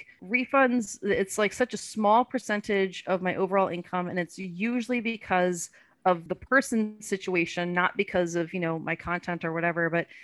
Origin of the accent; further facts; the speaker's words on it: Louisiana, United States; accent: Louisiana; I'm from Louisiana too, right? So now my Louisiana accent's coming out